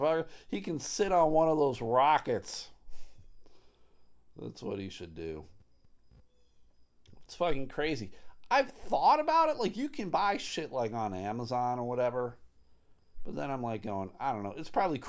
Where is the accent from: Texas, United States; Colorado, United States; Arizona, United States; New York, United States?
New York, United States; Buffalo; I grew up in Buffalo, where calling Coke, Pepsi, Dr. Pepper, pop is what you do.